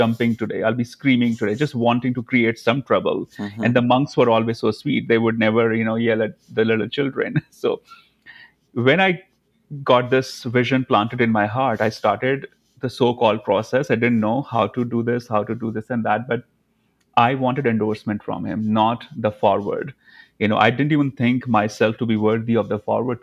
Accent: Dharamshala, Himachal Pradesh, India; moved away as an adult; also born or lived in New York; now in Los Angeles, United States; Dharmshala, McLeodganj. That's like my hometown.

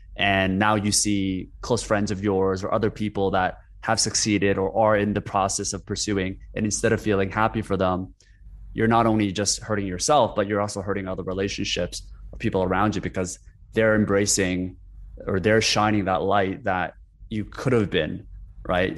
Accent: South Korea; moved away; I grew up in Korea for, kind of like, for seven, eight years, and even with Korean parents

